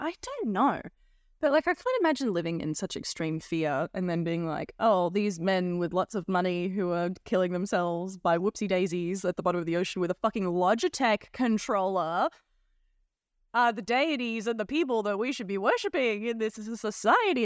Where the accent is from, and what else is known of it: Australia